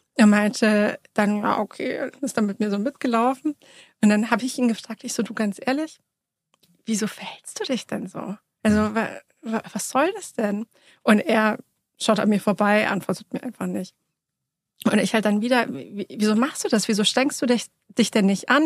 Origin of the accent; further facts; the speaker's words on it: Munich, Bavaria, Germany; Ich bin in München geboren und aufgewachsen, im Münchner Westend